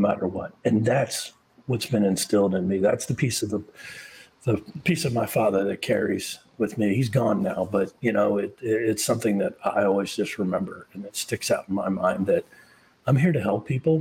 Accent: Charleston, South Carolina, United States; moved away; I grew up in Charleston, South Carolina.

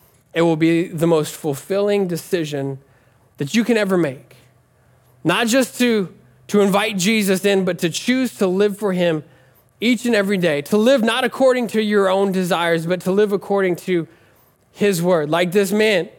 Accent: Nebraska, United States; I'm from Nebraska

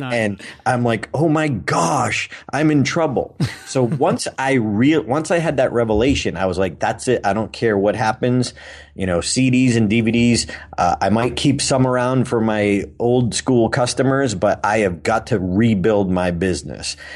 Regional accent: Auburn, Massachusetts, United States; in my hometown

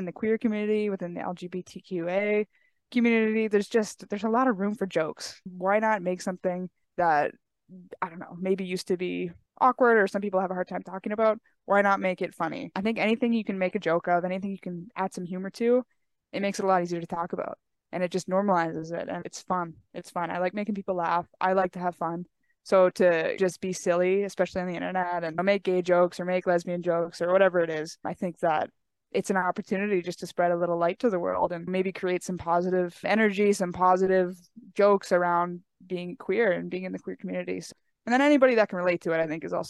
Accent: Amherst, Nova Scotia, Canada; in my hometown

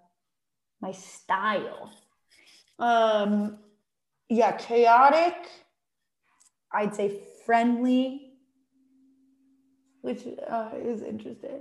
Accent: Long Island, New York, United States; now in New York City, United States; I am originally from Long Island, born and raised.

